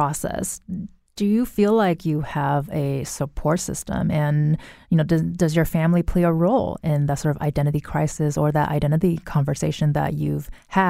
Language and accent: English; United States; I'm Taiwanese American myself. We spoke Mandarin Chinese and Taiwanese at home and English.